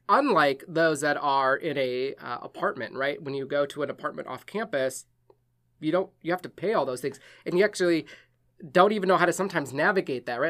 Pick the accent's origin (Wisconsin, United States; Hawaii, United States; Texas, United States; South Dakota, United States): Wisconsin, United States; moved away; I'm from Wisconsin